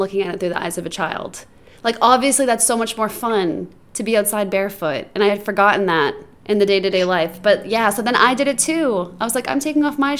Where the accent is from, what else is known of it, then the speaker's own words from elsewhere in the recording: Boston, Massachusetts, United States; moved away as an adult; now in Los Angeles, United States; I'm from Boston and lived there for, you know, 20 plus years